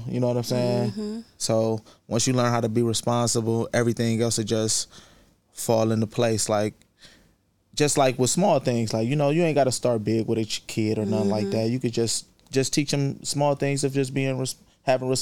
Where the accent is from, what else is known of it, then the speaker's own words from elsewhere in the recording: Cleveland, Ohio, United States; I'm from the St. Clair area, though. I'm from, like, Eddy Road.